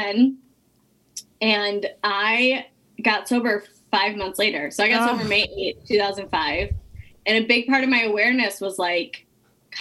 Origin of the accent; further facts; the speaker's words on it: Minnesota, United States; also born or lived in New York; So yeah, so I moved back to Minnesota when I was 3 years sober. I'm from Minnesota.